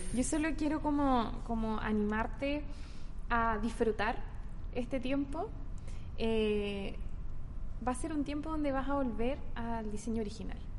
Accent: Santiago, Santiago Metropolitan Region, Chile; now in Concepción, Chile; nací en Santiago, vivo en Conce hace mucho tiempo

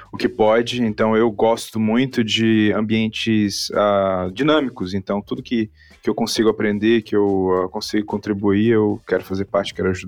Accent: Manaus, Amazonas, Brazil; also born or lived in Fortaleza; now in São Paulo, Brazil; Eu sou de Manaus, morei muito tempo em Fortaleza e morei em São Paulo, agora estou entre lugares, oficialmente moro em São Paulo ainda

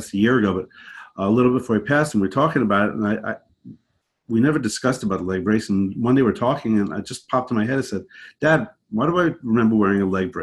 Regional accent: Long Island, New York, United States; also born or lived in Brooklyn, New York / Connecticut; I'm from New York, born in Brooklyn, raised out on Long Island, and then eventually upstate in the mountains.

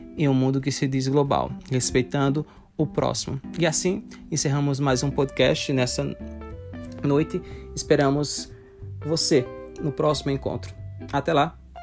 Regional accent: Brazil; nós, enquanto brasileiros

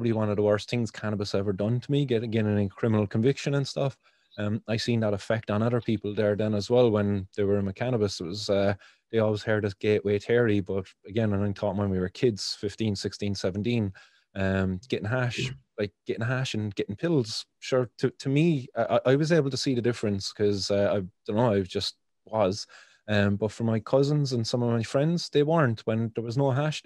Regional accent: Cork, Munster, Ireland; where I grew up in the Glen here in Cork

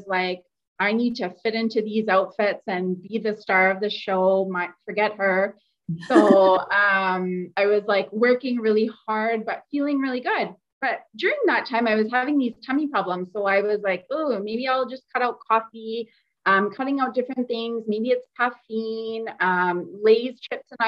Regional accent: Calgary, Alberta, Canada; now in Edmonton, Canada; I'm originally from Calgary, but live in Edmonton.

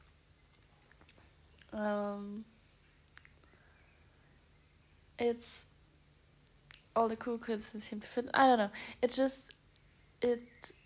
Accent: Stuttgart, Baden-Württemberg, Germany; moved away; I'm going to Stuttgart, back to my hometown

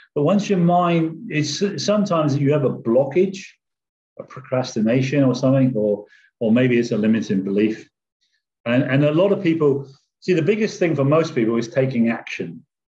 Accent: England, United Kingdom; moved away; I came from England originally, and I came from what they call a working class background in an area where my parents lived in government housing

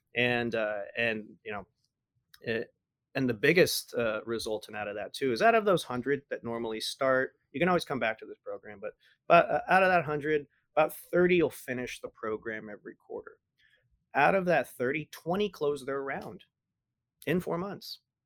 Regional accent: San Antonio, Texas, United States; I was born in San Antonio

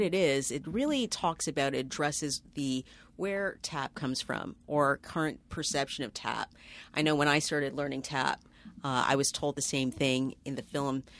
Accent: Toronto, Ontario, Canada; moved away as an adult; now in New York City, United States; I'm from Toronto.

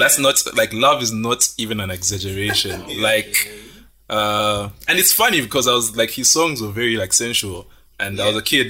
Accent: Kasama, Northern Province, Zambia; I grew up in Kasama.

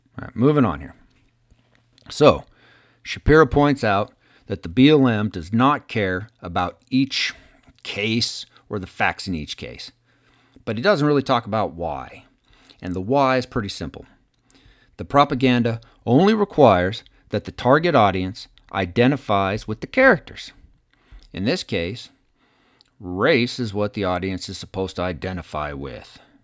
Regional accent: United States; we as the American people

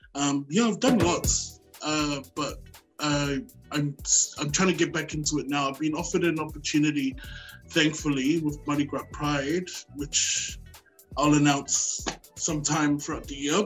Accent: Brisbane, Queensland, Australia; also born or lived in Auckland, New Zealand; now in Sydney, Australia; I was born in Auckland, New Zealand, and moved over to Brisbane when I was nine, and now I reside in Sydney

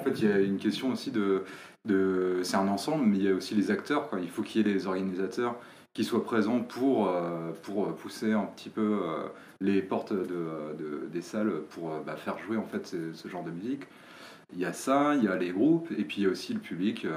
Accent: Rennes, Brittany, France; Rennes, euh, moi, c'est euh, de là d'où je viens

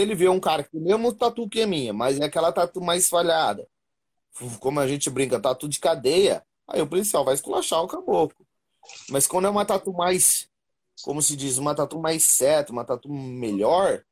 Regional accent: Paraná, Brazil; moved away as an adult; now in São Paulo, Brazil; sou do Paraná

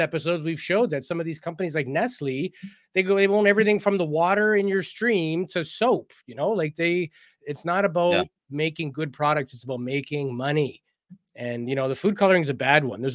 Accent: Canada; I am Canadian

